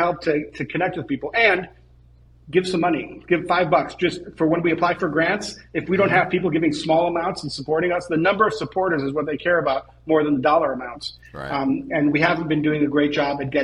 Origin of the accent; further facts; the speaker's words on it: Israel; I was born in Israel